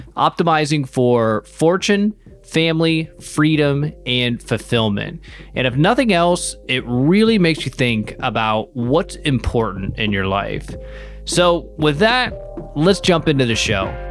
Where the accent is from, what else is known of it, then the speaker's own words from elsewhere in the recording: Toledo, Ohio, United States; I'm from Toledo, Ohio, which is directly tied to Detroit.